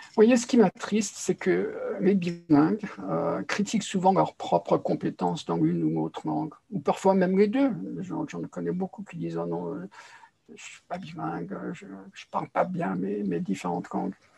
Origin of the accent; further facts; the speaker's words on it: Paris, Île-de-France, France; je suis né à Paris